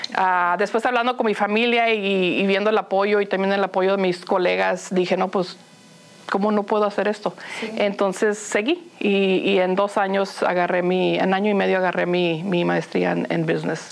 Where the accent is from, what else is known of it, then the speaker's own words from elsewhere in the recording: Los Angeles, California, United States; first language Spanish; moved away; also born or lived in Phoenix, Arizona; crecí, en Los Ángeles y como mencionas, íbamos mucho a Tijuana porque ahí vivían mis abuelos